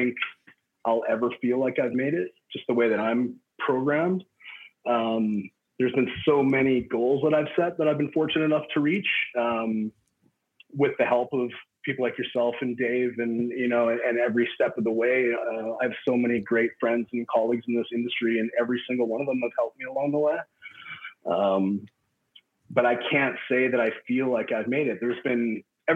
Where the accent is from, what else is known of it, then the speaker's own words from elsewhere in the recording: Regina, Saskatchewan, Canada; I grew up in Regina